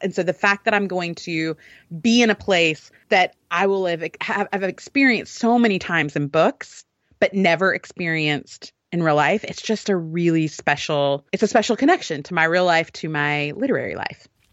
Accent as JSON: {"language": "English", "region": "Alabama", "country": "United States", "said": "I'm from Alabama"}